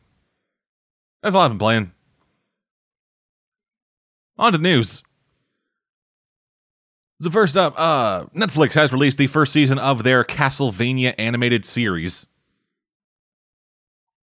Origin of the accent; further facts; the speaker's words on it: Canada; I'm Canadian